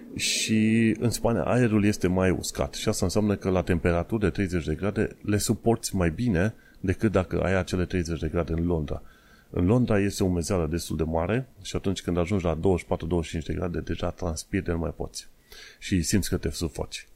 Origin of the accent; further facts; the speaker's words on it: Romania; now in London, United Kingdom; sunt român